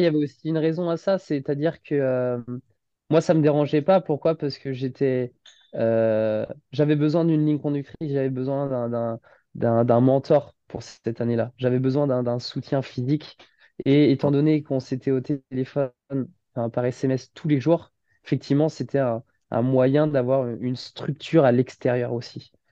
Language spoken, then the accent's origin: French; Saint-Nazaire, Pays de la Loire, France; also born or lived in Nantes / Paris / Dinard / Rennes; je suis de Nantes à la base et j'ai grandi à Saint-Nazaire depuis pratiquement 25, même pratiquement 26 ans.